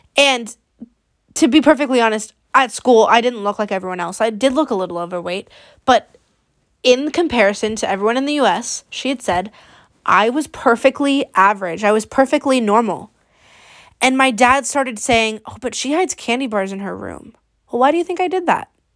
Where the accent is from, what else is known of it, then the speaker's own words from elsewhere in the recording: Bay Area, California, United States; I am sixteen, and I'm from the Bay Area